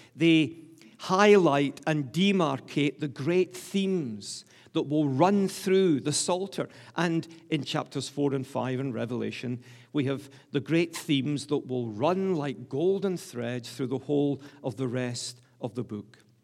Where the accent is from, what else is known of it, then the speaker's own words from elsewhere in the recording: Glasgow, Scotland, United Kingdom; I'm a Scot from the top of my head to the soles of my feet. Please don't think I'm English. I'm from the great city of Glasgow, the largest city in Scotland